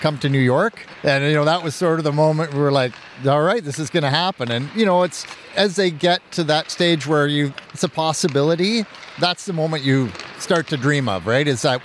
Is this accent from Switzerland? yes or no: no; Canada; being Canadian